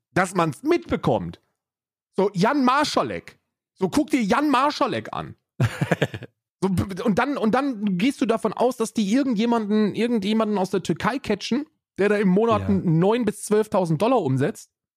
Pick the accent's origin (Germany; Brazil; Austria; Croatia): Germany; an die Bundesrepublik Deutschland, meinem, meinem Heimatland